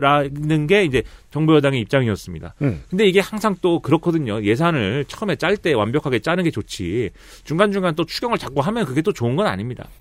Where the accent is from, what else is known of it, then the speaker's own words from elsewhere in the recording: Suwon, Gyeonggi Province, South Korea; 저의 출신, 저의 고향인 수원시가